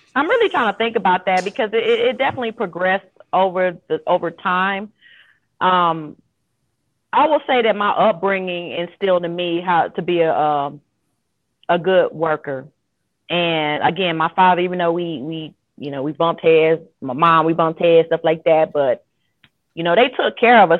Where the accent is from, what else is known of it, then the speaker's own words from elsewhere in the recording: Shreveport, Louisiana, United States; moved away; also born or lived in Georgia; I'm originally from Shreveport, Louisiana, from Cedar Grove, 72nd